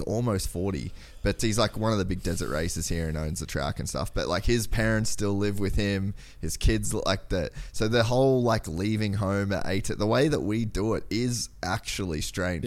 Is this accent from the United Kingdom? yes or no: no; Cairns, Queensland, Australia; moved away as an adult; I grew up in Cairns, Aus-, like, so way far north Queensland